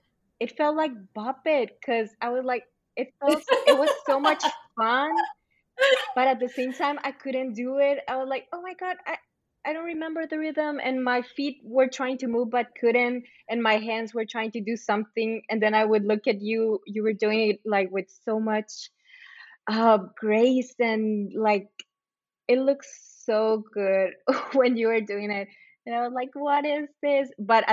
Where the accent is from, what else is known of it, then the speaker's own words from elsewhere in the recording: Agua Prieta, Sonora, Mexico; also born or lived in Douglas, United States; So Angelina, when you came down to my hometown, to Agua Prieta and Douglas for Dance in the Desert